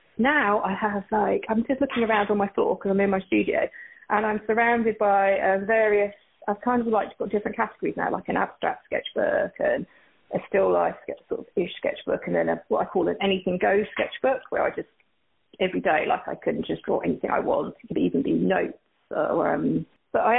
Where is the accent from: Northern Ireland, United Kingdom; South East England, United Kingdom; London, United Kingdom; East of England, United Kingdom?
East of England, United Kingdom; Essex; moved away as an adult; now in Burlingame, United States; I'm from Essex in the UK, and I've been living out in Burlingame in California now for, gosh, it's been like 7 years